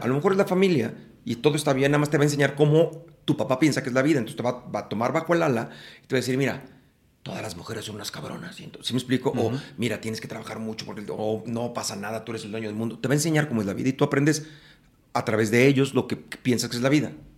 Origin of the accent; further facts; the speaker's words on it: Mexico City, Mexico; En la Ciudad de México. Nací en la Ciudad de México